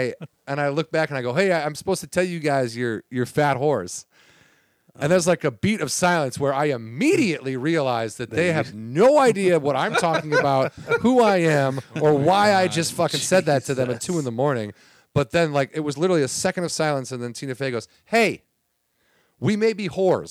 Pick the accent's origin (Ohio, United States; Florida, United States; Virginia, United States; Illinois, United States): Illinois, United States; Warrenville; now in Los Angeles, United States; I'm from like Warrenville, right, Illinois.